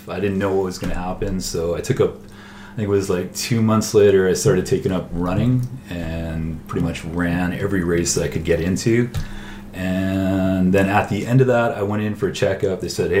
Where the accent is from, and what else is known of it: Chilliwack, British Columbia, Canada; born or raised there